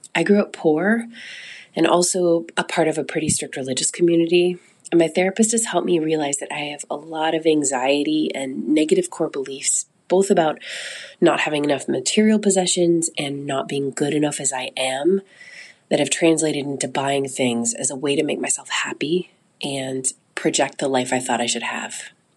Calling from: Seattle, Washington, United States; I'm calling from Seattle

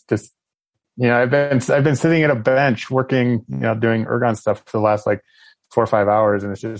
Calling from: Buena Vista, Colorado, United States; I am calling in from Buena Vista, Colorado, which is home.

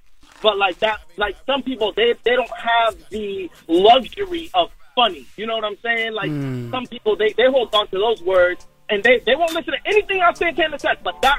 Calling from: Atlanta, Georgia, United States; also born or lived in New York; I was born in New York, but I came to the winning team, y'all.

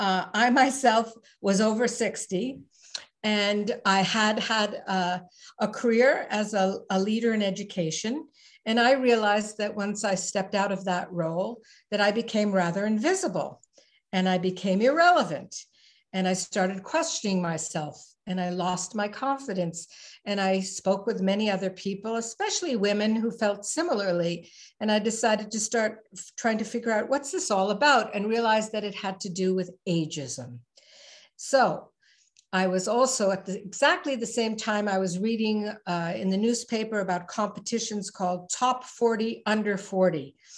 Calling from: Ottawa, Ontario, Canada; So I'm calling in from the capital of Canada, Ottawa. And in terms of site, I live in the country

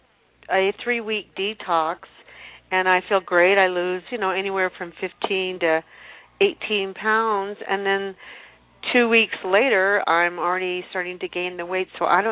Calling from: Colorado, United States; I'm calling from Colorado.

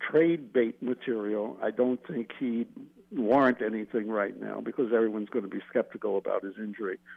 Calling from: New Mexico, United States; from New Mexico.

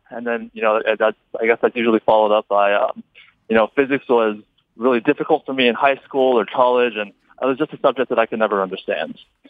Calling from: Las Vegas, Nevada, United States; I'm calling from the Las Vegas airport.

